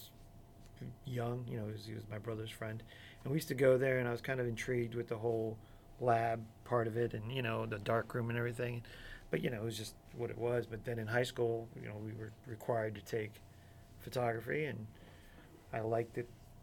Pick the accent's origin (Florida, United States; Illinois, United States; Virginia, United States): Florida, United States; born or raised there; also born or lived in Chicago